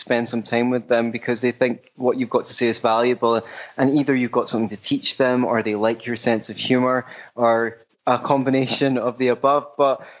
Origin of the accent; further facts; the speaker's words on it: Scotland, United Kingdom; I grew up in Scotland